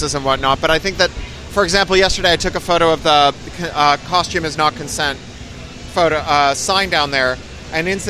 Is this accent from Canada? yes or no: yes; Canada; moved away as an adult; also born or lived in San Francisco, United States / United Kingdom; as a Canadian